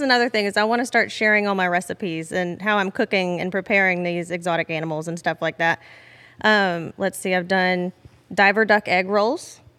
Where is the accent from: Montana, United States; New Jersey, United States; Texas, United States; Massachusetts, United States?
Texas, United States; Beaumont; I am actually from this area of Southeast Texas, specifically Beaumont. And I've born and raised here